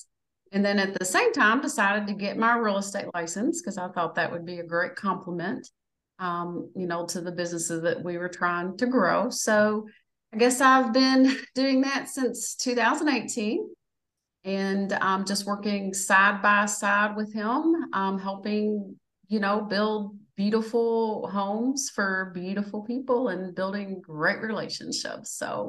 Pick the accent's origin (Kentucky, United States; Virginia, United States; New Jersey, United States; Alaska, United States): Kentucky, United States; Louisville; also born or lived in Oklahoma / Bullitt County, Kentucky / Spencer County, Kentucky; I was born in Louisville, actually at University of Louisville Hospital downtown.